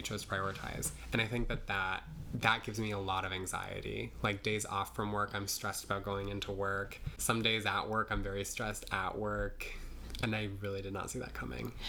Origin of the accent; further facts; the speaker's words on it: Nebraska, United States; now in New York, United States; I grew up in Nebraska